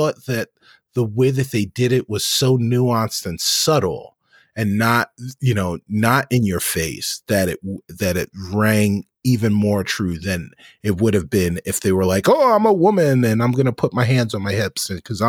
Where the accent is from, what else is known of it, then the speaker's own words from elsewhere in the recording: New York, United States; As if those of you don't know, I am a New Yorker born and bred, and bleed New York teams.